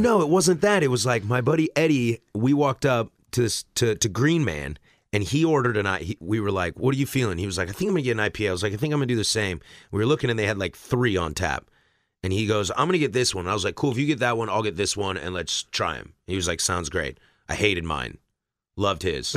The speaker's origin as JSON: {"language": "English", "region": "West Coast", "country": "United States", "said": "I am clearly from the West Coast"}